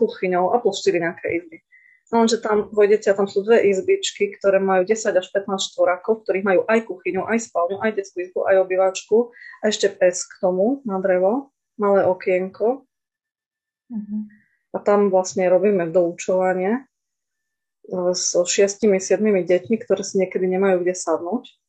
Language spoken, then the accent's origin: Slovak; Košice, Košice Region, Slovakia; som z Košíc